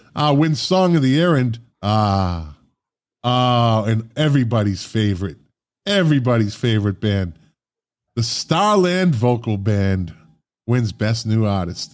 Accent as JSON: {"language": "English", "town": "Boston", "region": "Massachusetts", "country": "United States", "tie": "born or raised there", "moved": "yes", "said": "I grew up in Boston."}